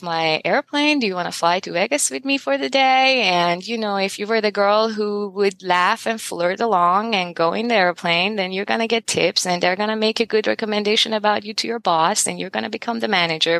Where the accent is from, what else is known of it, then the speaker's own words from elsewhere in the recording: Iran; now in United States; I grew up in Iran and I grew up in America